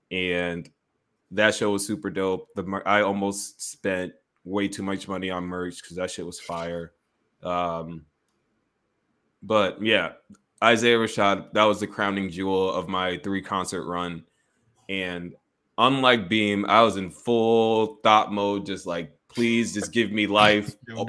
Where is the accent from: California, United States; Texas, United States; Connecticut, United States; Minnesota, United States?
Connecticut, United States; I grew up in Connecticut